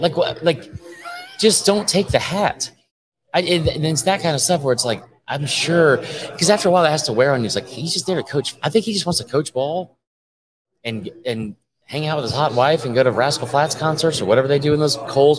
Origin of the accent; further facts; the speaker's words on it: Southern US, United States; We're not big J journalists. We love college football. We grew up in the South.